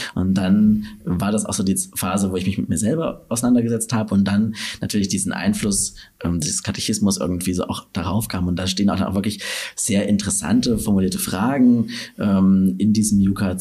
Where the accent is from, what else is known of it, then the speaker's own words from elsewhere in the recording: Gera, Thuringia, Germany; moved away as an adult; now in Dresden, Germany; in meiner Heimatstadt Gera